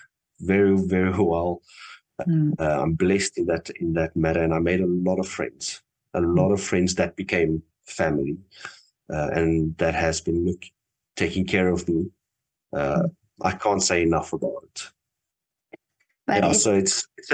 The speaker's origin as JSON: {"language": "English", "country": "Namibia", "moved": "as an adult", "lives_now": "Cape Town, South Africa", "said": "I'm originally from Namibia, and when I started my art career, it was in Namibia"}